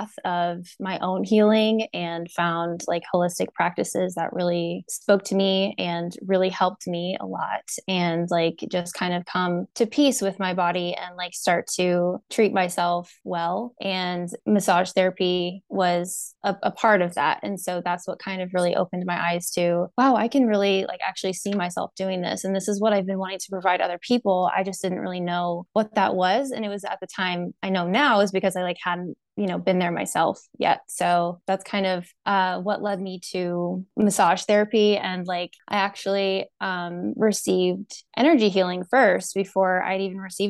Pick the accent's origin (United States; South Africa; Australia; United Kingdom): United States; Raymore, Missouri; also born or lived in Kansas City; I was born in Kansas City, grew up in Raymore